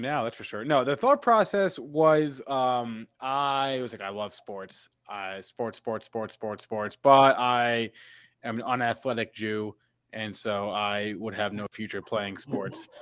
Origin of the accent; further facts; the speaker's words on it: East Brunswick, New Jersey, United States; I am from New Jersey